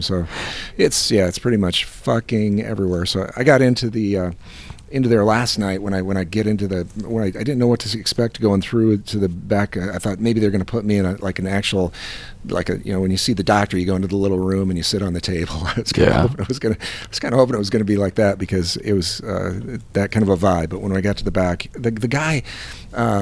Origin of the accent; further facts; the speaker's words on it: Iowa, United States; I'm from Iowa